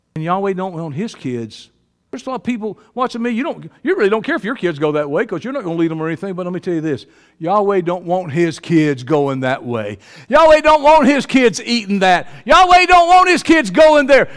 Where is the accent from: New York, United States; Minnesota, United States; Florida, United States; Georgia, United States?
Georgia, United States; I'm from Georgia